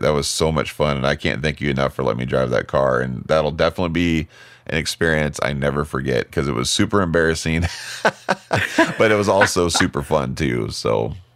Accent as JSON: {"language": "English", "town": "Fremont", "region": "Nebraska", "country": "United States", "tie": "born or raised there", "also_born_or_lived": "Lincoln, Nebraska", "moved": "yes"}